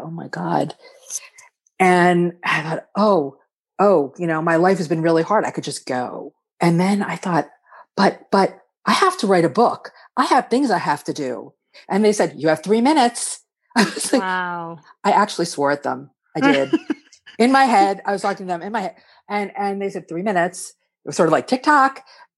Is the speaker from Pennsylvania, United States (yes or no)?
yes; Philadelphia, Pennsylvania, United States; I'm from Philly.